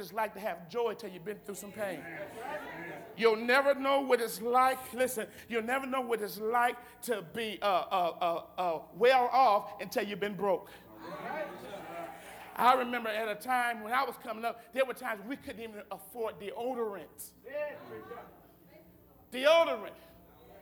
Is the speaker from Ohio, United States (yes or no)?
yes; Akron, Ohio, United States; I'm the only one in my immediate family when I grew up in Akron that go to church